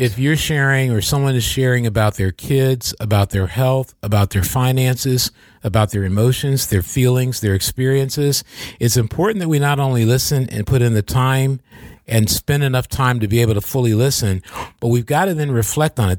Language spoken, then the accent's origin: English; Michigan, United States